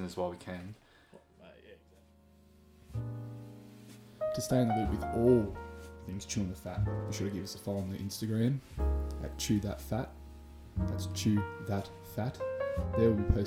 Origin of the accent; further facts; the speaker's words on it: Wangaratta, Victoria, Australia; we come from Wangaratta